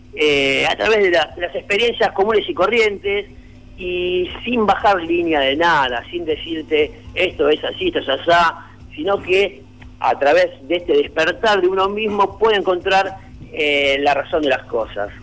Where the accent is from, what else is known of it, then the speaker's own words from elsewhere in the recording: Quilmes, Buenos Aires Province, Argentina; Una banda de música de Quilmes, conformada por amigos que somos de Quilmes también